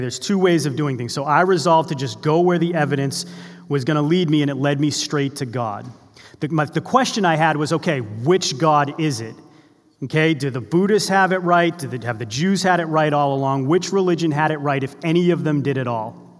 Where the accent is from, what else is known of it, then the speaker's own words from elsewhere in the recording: Boston, Massachusetts, United States; I grew up in the Boston area